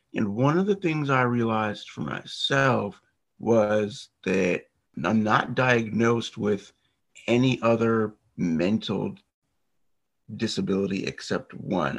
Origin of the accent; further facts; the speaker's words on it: United States; I am from the US. I'm not far from the Washington, D.C. area